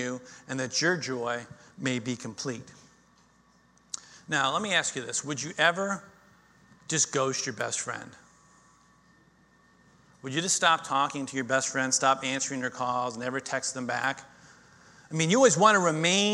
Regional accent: Florida, United States; I grew up in Florida

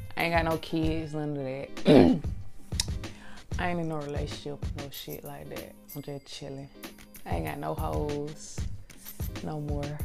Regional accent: Atlanta, Georgia, United States; I'm straight out, straight out of Atlanta, real Atlanta shit. I grew up in Lakewood, man.

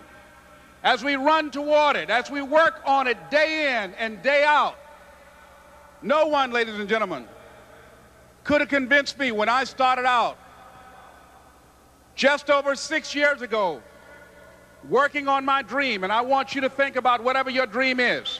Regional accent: Miami, Florida, United States; I was born in Miami, Florida, in an area called Liberty City

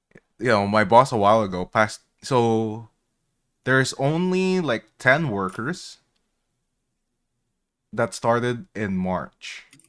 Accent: Philippines; English is a second language; moved away; You know, I'm Filipino. I'm immigrated from the Philippines.

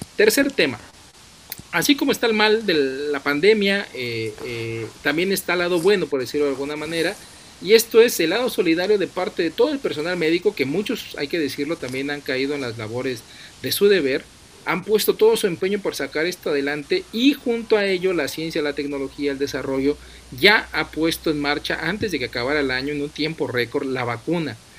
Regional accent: Mexico

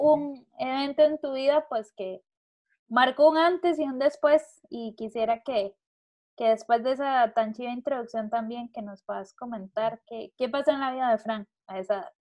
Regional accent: Costa Rica; yo como buena tica

